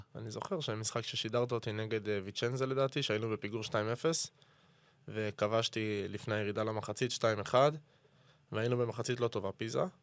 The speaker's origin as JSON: {"language": "Hebrew", "country": "Israel", "tie": "born or raised there", "moved": "as an adult", "lives_now": "Pisa, Italy", "said": "אין על הארץ, אין על תל אביב, זה הארץ שגדלתי בה"}